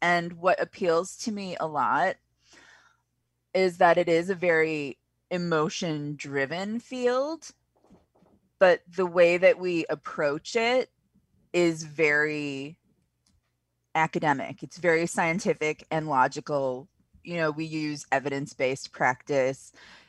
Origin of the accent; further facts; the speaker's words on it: Milwaukee, Wisconsin, United States; I was a teacher for a while in my hometown of Milwaukee, working in charter schools and some of the private schools there.